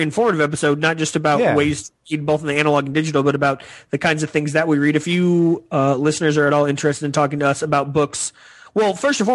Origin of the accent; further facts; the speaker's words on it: the South, United States; I'm from the South